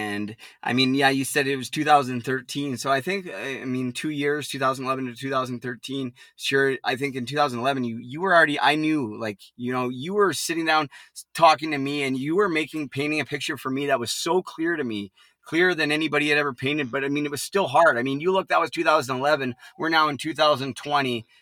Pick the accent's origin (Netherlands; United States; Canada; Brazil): Canada; Port Coquitlam, British Columbia; Now the jail is actually in my hometown, about 5 minutes from where I grew up